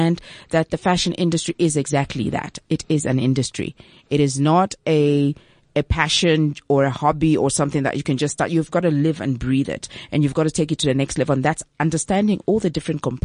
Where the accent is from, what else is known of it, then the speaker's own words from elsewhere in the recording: Zambia; now in South Africa; I'm originally from Zambia